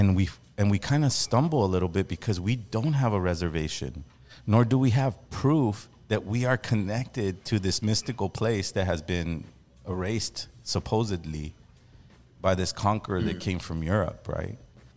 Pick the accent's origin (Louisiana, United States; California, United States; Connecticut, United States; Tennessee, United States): California, United States; Los Angeles; growing up in Los Angeles